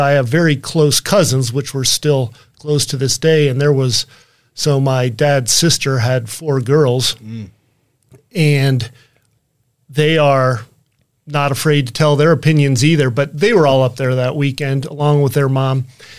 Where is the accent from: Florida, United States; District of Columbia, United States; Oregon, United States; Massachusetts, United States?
District of Columbia, United States; Washington; moved away as an adult; also born or lived in Lansing, Michigan; now in West Michigan, United States; I grew up on the East Coast in the Washington, D.C. area